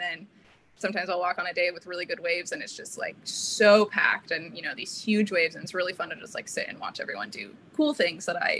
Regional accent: Santa Cruz, California, United States; I grew up in Santa Cruz, in actually a little town within Santa Cruz called SoCal that people think is SoCal, but there's a key. And yeah, just growing up kind of small beach town

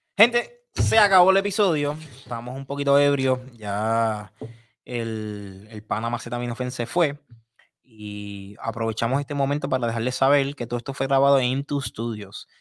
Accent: Puerto Rico

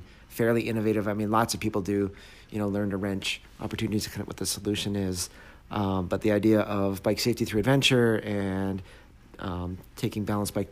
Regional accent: Canada; now in Traverse City, United States; I grew up in Canada

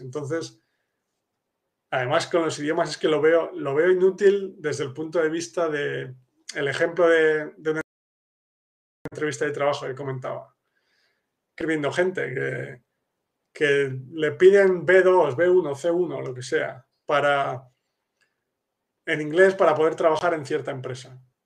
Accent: Spain; now in Poland; yo soy español pero vivo en Polonia

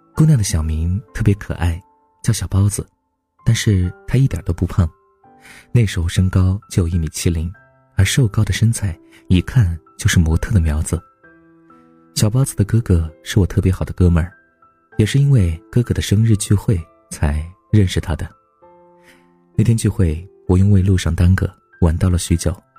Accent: China; 我们都是中国人

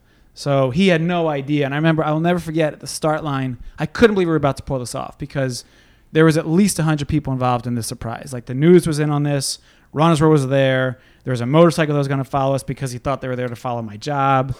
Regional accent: Bala Cynwyd, Pennsylvania, United States; Grew up just in Lower Marion, Bala Cynwyd

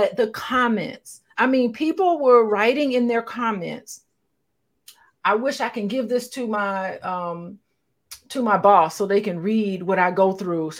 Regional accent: Gary, Indiana, United States; moved away; also born or lived in Tuskegee, Alabama; growing up in Gary, Indiana and Tuskegee

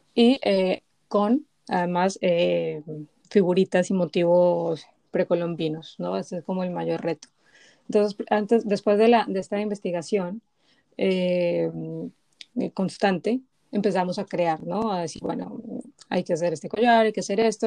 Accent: Bogotá, Colombia; now in Spain; vengo de Bogotá

